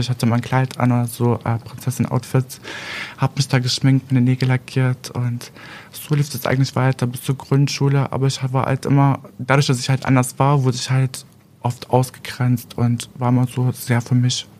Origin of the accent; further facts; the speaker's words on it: Aurich district, East Frisia, Lower Saxony, Germany; also born or lived in Berlin; Ja, also ich komme aus Landkreis Aurich.